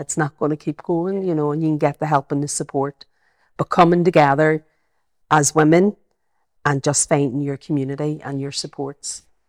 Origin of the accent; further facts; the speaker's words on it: Belfast, Northern Ireland, United Kingdom; accent: Belfast; I've got my, my Belfast accent